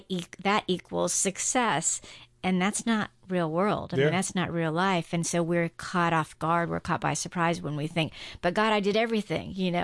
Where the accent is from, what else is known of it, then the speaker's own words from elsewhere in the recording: Guam; I grew up on Guam.